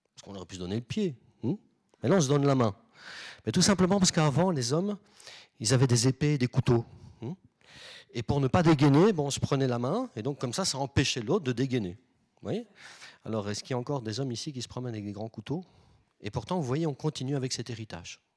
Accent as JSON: {"language": "French", "country": "Belgium", "said": "je viens de Belgique"}